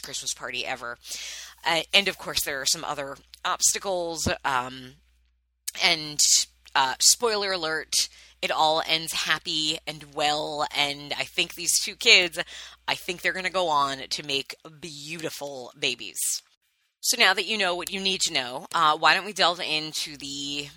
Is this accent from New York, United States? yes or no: yes; Long Island, New York, United States; born or raised there